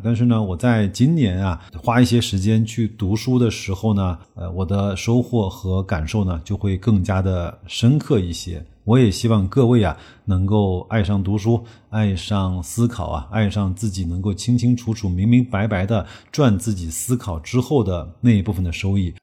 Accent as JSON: {"language": "Chinese", "country": "China", "said": "我们中国人"}